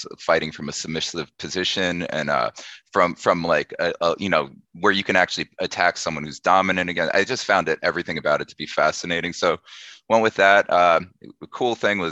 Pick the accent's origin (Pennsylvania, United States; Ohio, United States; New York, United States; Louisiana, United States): New York, United States; Syosset; also born or lived in Huntington, New York; I live in Huntington. I grew up in Syosset